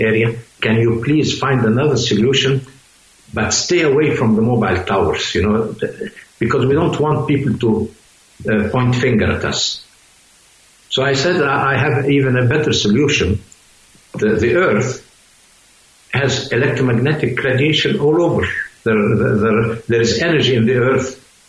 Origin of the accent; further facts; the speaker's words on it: Switzerland; I mean, I'm a scientist from Switzerland too.